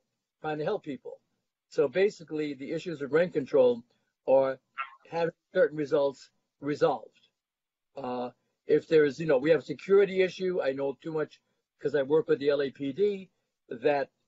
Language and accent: English; New York, United States; now in Santa Monica, United States; I'm originally from New York and Harlem